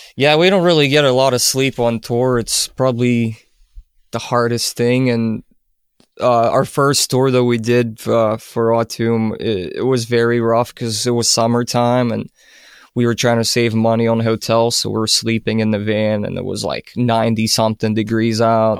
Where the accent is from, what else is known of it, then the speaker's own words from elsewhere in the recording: Ukraine; moved away; I'm originally from Ukraine